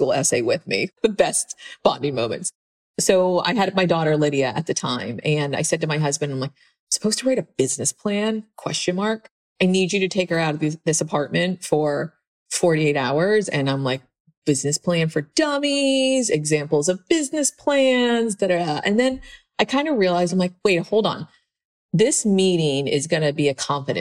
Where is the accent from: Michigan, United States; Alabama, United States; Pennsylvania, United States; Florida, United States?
Pennsylvania, United States; moved away; I was this girl from Pennsylvania